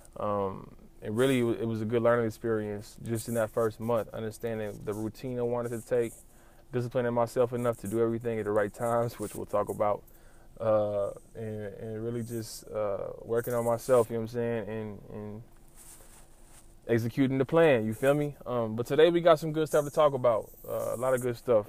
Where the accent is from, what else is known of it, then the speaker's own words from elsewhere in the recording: Lawton, Oklahoma, United States; I'm from Lawton